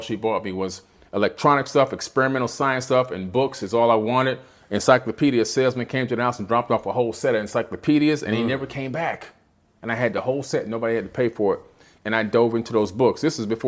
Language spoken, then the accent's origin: English; Miami, Florida, United States; also born or lived in Queens, New York; Growing up in Miami, being born in Queens, right out here in New York, right? Coming down to Miami at the age of 7